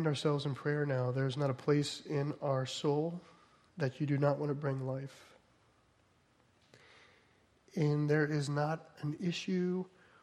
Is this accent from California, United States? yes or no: no; New Jersey, United States; I'm from New Jersey.